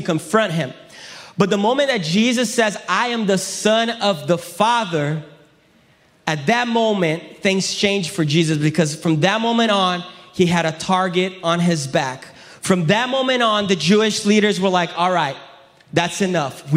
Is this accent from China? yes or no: no; Brazil; English is a second language; also born or lived in Florida, United States; now in United States; I'm from Brazil, but my dad is American. My mom is Brazilian. So I grew up in Brazil